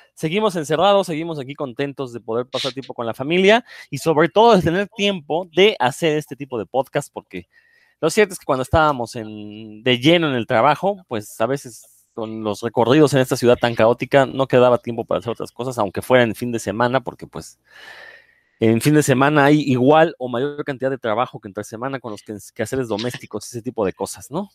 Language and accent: Spanish; Mexico; los mexicanos